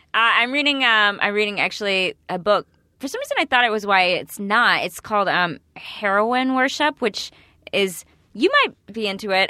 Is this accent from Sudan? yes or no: no; East Texas, United States; I'm from East Texas